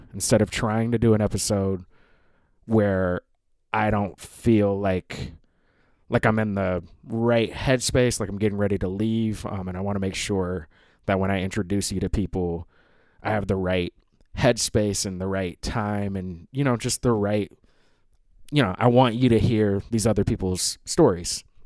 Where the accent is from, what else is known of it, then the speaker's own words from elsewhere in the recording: Seattle, Washington, United States; moved away; also born or lived in Bushwick, New York; I'm in Seattle, Washington. It's my final night here. This is my hometown.